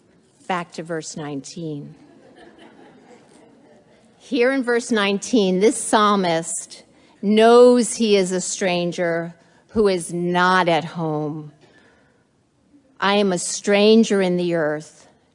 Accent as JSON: {"language": "English", "region": "New Jersey", "country": "United States", "tie": "born or raised there", "lives_now": "Philadelphia, United States", "said": "Listen, I grew up in New Jersey. I never once thanked God for a parking spot"}